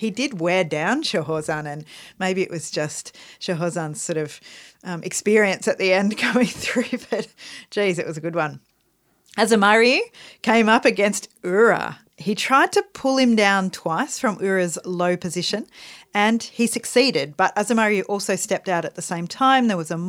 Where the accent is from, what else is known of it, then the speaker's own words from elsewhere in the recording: Australia; We are Australian. We have to play... … at least once a day.